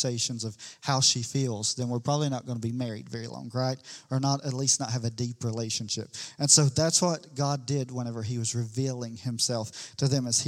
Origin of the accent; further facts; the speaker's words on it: the Bible Belt, United States; we're from the Bible Belt